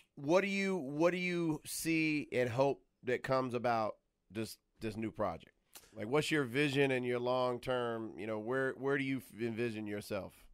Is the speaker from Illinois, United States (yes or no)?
no; Atlanta, Georgia, United States; moved away as an adult; now in Los Angeles, United States; I'm from around the way in the ATL